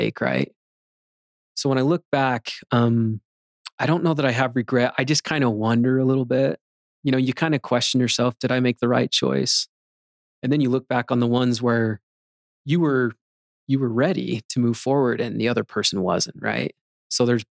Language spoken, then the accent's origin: English; Magna, Utah, United States; I'd say Magna